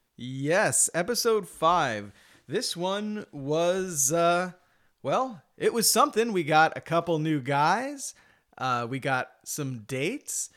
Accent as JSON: {"language": "English", "country": "United States", "said": "as an American"}